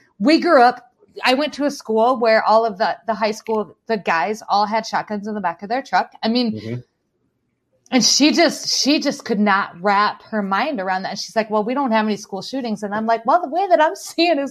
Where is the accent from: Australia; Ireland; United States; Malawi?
United States; South Dakota; I grew up in South Dakota